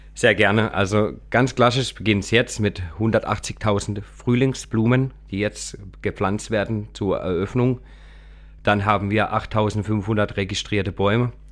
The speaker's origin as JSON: {"language": "German", "town": "Kappel-Grafenhausen", "region": "Baden-Württemberg", "country": "Germany", "said": "ich komme aus Kabelgrafhausen."}